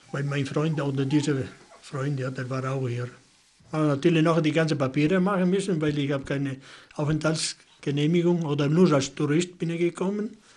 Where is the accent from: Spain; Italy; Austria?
Italy; now in Germany; Ja, ein Deutscher jetzt, ne? Ich bin ja kein Italiener